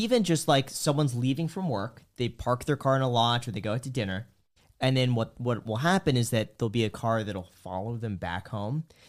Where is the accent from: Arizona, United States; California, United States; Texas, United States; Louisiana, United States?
California, United States; Los Angeles; I grew up in Los Angeles